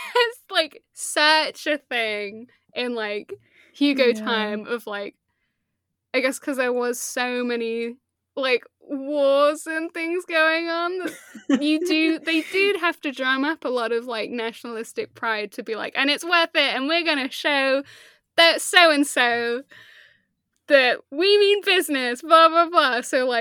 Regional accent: Leicester, East Midlands, United Kingdom; growing up in Leicester, I would have been a child, so I wouldn't have, like, thought about it.

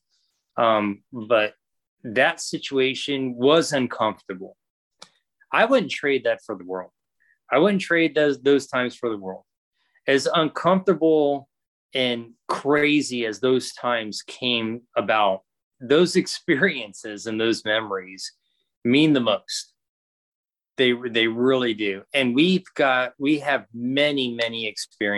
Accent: Florida, United States; moved away; I'm from Florida. There's no trains in Florida

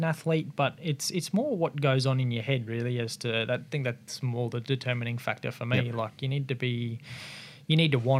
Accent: Brisbane, Queensland, Australia; being a Queenslander and based in sort of Brisbane

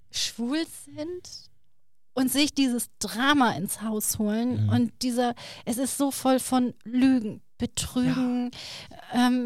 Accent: Turkey; Ja, ja, ich bin Türke.

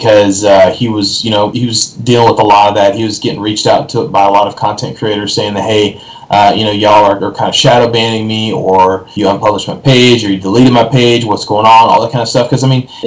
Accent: West Texas, United States; moved away; I'm from West Texas originally

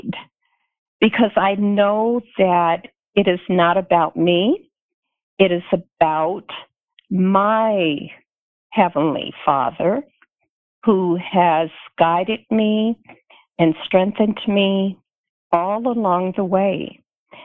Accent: Tuscaloosa, Alabama, United States; moved away as an adult; also born or lived in Colorado; I grew up in Tuscaloosa, Alabama

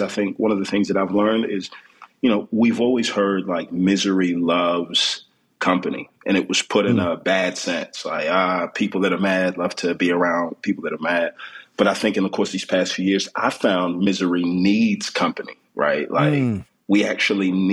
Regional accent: Houston, Texas, United States; moved away as an adult; now in Atlanta, United States; born and raised in Houston, Texas, to a pair of Nigerian immigrants

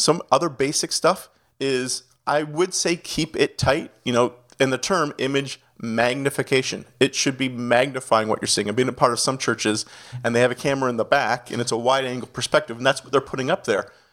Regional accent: Canada; accent: Canadian; moved away as an adult; also born or lived in Toronto, Ontario / Miami; now in New Jersey, United States; I'm a Canadian citizen, so you might catch a little bit of the accent throughout

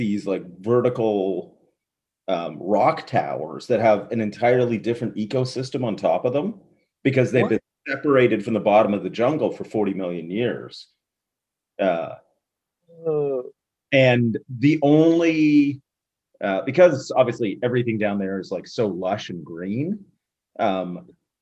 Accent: Canada; we're from Canada

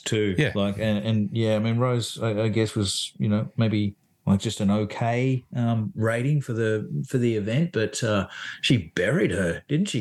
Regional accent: Sydney, New South Wales, Australia; I'm actually from Sydney myself.

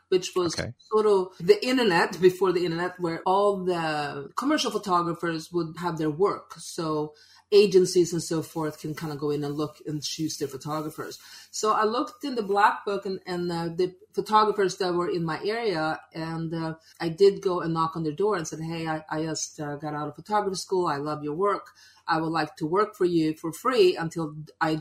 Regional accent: Sweden; now in United States; I'm originally from Sweden.

